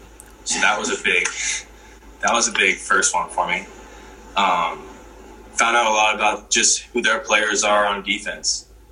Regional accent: Missouri, United States; You know, it's my hometown, and you know, at the same time, I can't let that, you know, change the way I play.

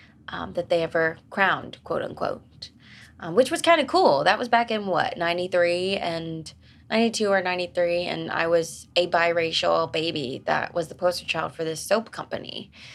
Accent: Wilmington, North Carolina, United States; Well, I was born in Wilmington, North Carolina, and I lived with my grandmother and my mom at the time.

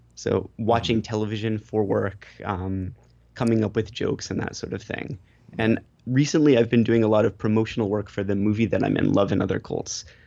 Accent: United States; accent: American; now in Japan; I'm American, and when I speak Japanese, I have a horrible, horribly American accent

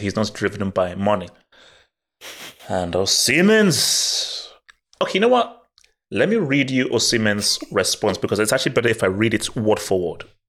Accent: Nigeria; moved away; I was brought up in Nigeria

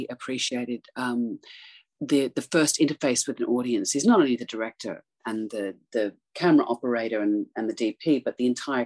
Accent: Australia; growing up in Australia

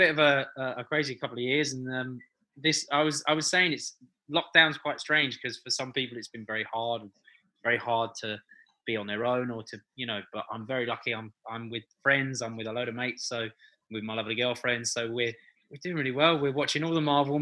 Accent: London, United Kingdom; I'm such a London boy. I was born and bred in London, so this is my home.

